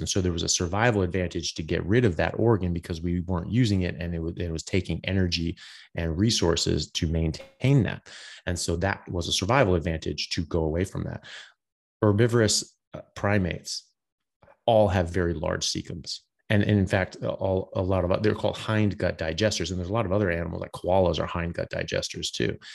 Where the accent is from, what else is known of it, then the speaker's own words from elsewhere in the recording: United States; now in Australia; I'm an American doctor. I'm pr, currently practicing in Australia